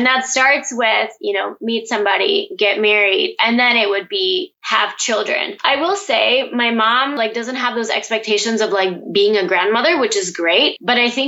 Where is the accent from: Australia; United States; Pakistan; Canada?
Pakistan; And so I think this is where definitely me being a Pakistani Muslim woman comes into play. It's something that I've grown up around.